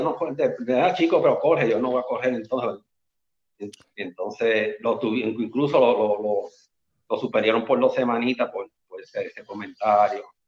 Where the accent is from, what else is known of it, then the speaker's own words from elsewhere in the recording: Las Piedras, Puerto Rico; moved away as an adult; now in Carolina, Puerto Rico; Yo soy original del pueblo de Las Piedras, pero vivo aquí ahora mismo en Carolina